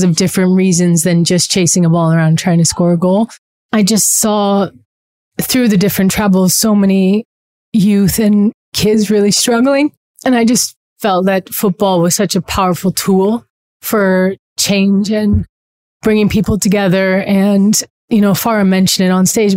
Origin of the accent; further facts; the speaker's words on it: Los Angeles, California, United States; also born or lived in New Zealand; My parents are both Kiwis. They were born in Christchurch, but my sister and I were born in LA. So we grew up sort of being Kiwi American